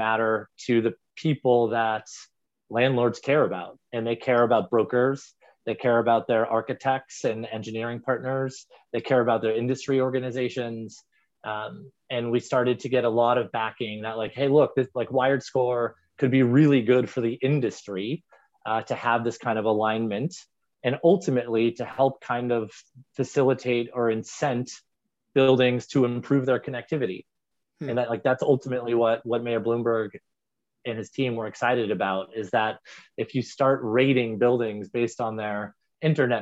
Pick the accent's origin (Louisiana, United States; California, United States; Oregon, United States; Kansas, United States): California, United States; Southern; I grew up in Southern California, and that was a big part of my upbringing